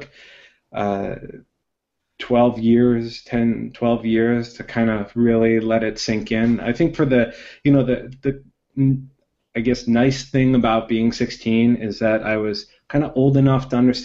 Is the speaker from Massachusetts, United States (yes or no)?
yes; Boston, Massachusetts, United States; also born or lived in El Salvador; I grew up in the Boston area, pretty much in, you know, 10-mile radius of where I am now.